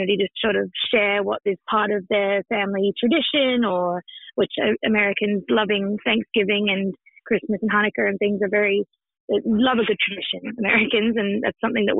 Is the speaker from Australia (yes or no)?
yes; Australia; now in New York, United States; I'm what they call a token convict, being Australian.